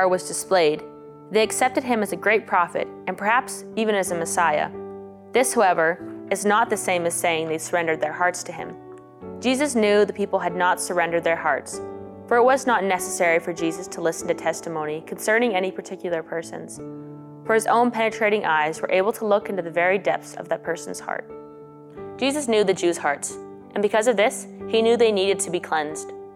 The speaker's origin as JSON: {"language": "English", "town": "Spirit River", "region": "Alberta", "country": "Canada", "said": "I'm from Spirit River, Alberta, and I'm a second-year student here at St. Therese Institute"}